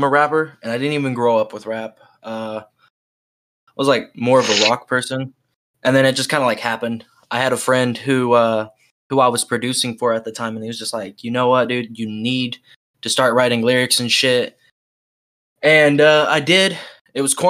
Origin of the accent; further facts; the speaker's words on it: Oklahoma, United States; I'm from Oklahoma